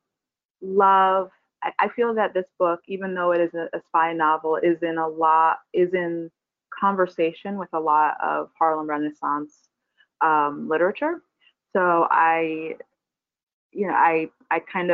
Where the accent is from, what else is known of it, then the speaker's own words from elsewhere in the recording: Barbados; now in New York, United States; I'm from Barbados, and I live here now